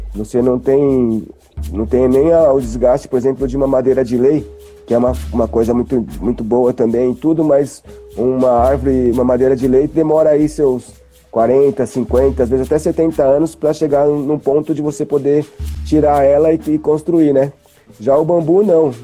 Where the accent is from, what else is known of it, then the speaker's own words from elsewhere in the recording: Taboão da Serra, São Paulo, Brazil; Nós somos de Taboão da Serra, na zona sul de São Paulo